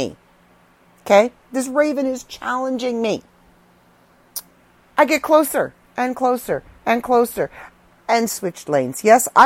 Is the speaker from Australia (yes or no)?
no; Canada; I'm Canadian.